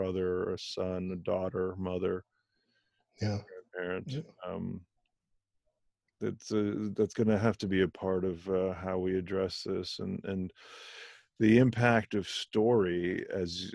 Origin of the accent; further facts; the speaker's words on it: Berlin, Germany; moved away; I was born in Germany, actually.